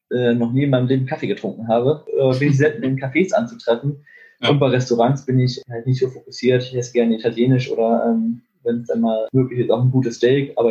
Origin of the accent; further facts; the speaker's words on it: Lübeck, Schleswig-Holstein, Germany; now in Bielefeld, Germany; In der Tat fahre ich gerne in, meine, in meinen Heimatort zurück. Also ich wohne hier in Bielefeld auch, aber fahre gerne mhm. mal in den Bereich Lübeck zurück